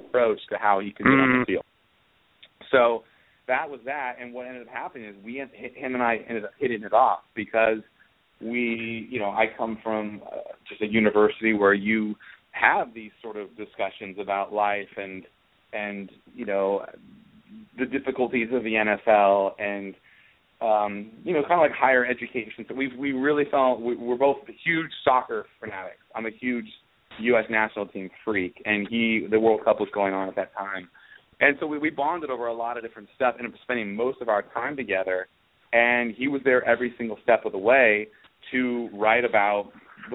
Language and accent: English; Santa Barbara, California, United States; I grew up in Santa Barbara, California